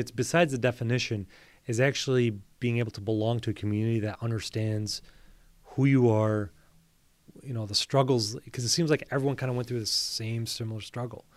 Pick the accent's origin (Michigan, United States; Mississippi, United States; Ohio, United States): Michigan, United States; Bloomfield Hills; I grew up in Bloomfield Hills, I went to Avondale High School